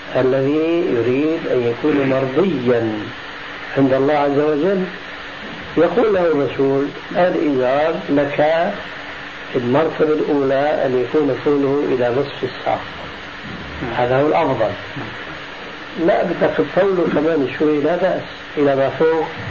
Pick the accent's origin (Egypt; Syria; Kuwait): Syria; عندنا في سوريا